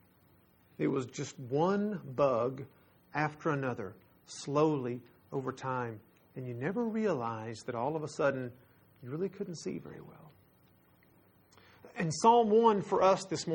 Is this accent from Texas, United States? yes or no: yes; Texas, United States; We're from Texas